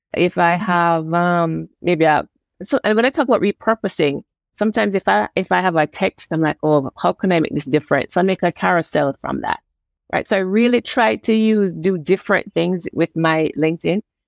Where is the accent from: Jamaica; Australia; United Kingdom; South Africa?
Jamaica; now in Canada; I'm from Jamaica